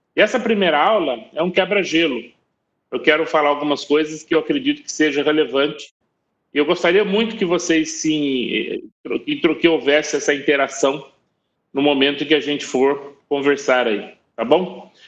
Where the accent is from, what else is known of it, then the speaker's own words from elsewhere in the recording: Taubaté, São Paulo, Brazil; accent: interior paulista; moved away as an adult; also born or lived in China; eu sou do interior de São Paulo, eu falo porta, falo morto. Eu sou de Taubaté